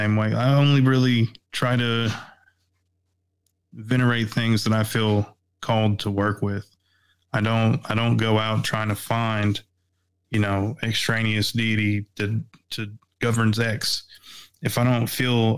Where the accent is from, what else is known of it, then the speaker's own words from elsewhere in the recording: East Tennessee, United States; I was born and raised in East Tennessee